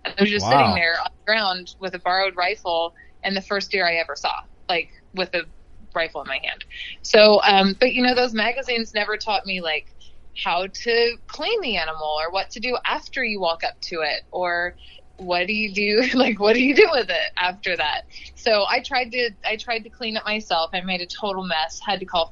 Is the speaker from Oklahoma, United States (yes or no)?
yes; Oklahoma, United States; I grew up in Oklahoma.